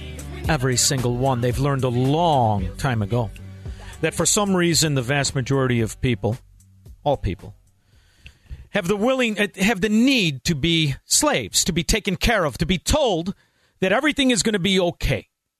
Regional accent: Melrose Park, Illinois, United States; I know a lot of guys. I'm from Melrose Park. Know a lot of guys buying into scams.

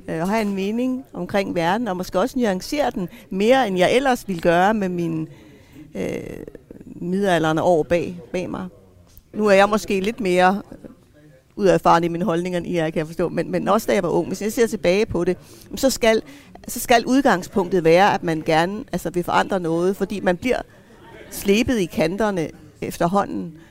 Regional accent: Greenland; Jeg er grønlænder

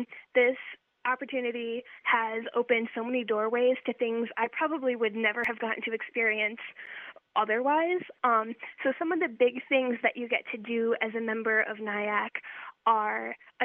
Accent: Albany, Wisconsin, United States; I'm from a small town in the southern part of Wisconsin. It's called Albany, and there I live on my family's small local farm where we raise sheep and chickens and sometimes pigs.

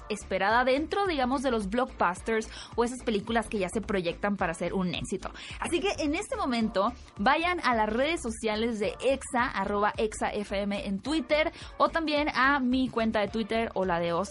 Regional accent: Hermosillo, Sonora, Mexico; eh, yo soy de Hermosillo. ¿verdad?

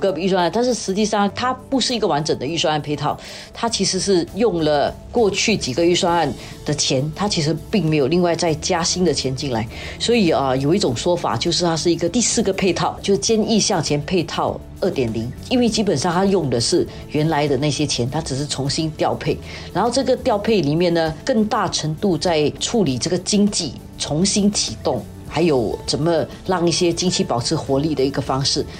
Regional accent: Singapore; 我们新加坡人

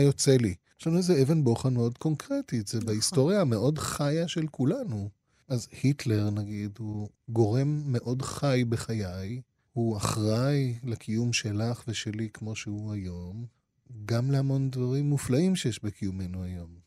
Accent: Israel; also born or lived in Japan; המנהגים שעליהם גדלתי כאן

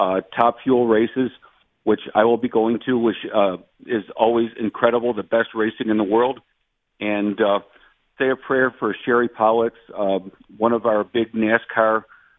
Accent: Buffalo, New York, United States; I grew up in Buffalo, New York

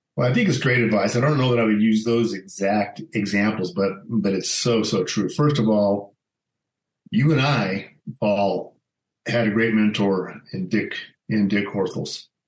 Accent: Alamosa, Colorado, United States; also born or lived in Grand Junction, Colorado; my dad was transferred. He was J.C. Penney, and he was transferred to Alamosa, Colorado, and that's pretty much where I grew up

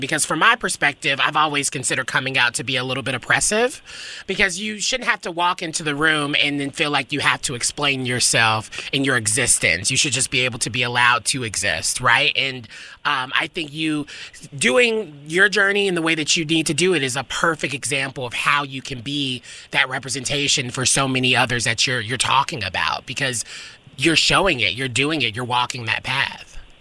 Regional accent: Nashville, Tennessee, United States; moved away; I'm from Nashville. I was raised there

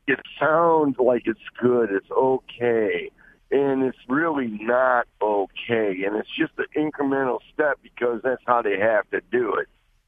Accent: Detroit, Michigan, United States; I came from the Detroit area

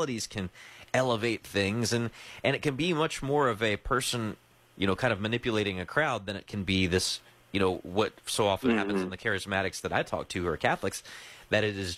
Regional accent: the South, United States; I grew up in the South in evangelicalism

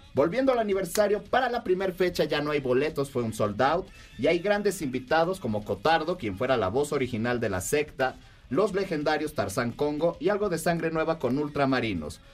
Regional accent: Mexico

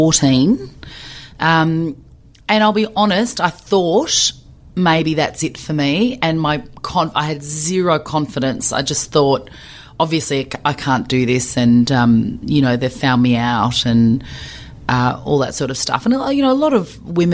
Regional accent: Melbourne, Victoria, Australia; I am a female, but I'm from Melbourne.

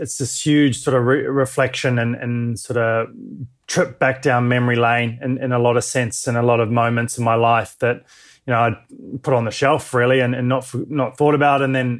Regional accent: New Zealand; also born or lived in Dunedin / Wanaka / Christchurch / Western Australia; I was born in New Zealand down in a place called Dunedin. We're living in the central Otago area of the South Island and then moved to Wanaka and then up to Christchurch and then moved over to Western Au

